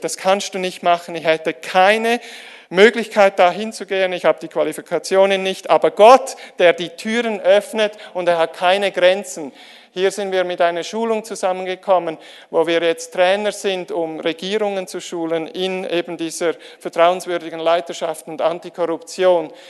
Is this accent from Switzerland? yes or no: yes; Switzerland; die Schweizer, wir